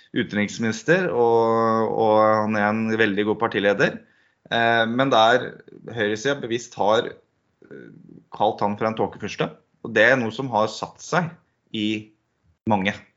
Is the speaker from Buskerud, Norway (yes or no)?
yes; Sigdal, Buskerud, Norway; Jeg vokste opp i Sigdal.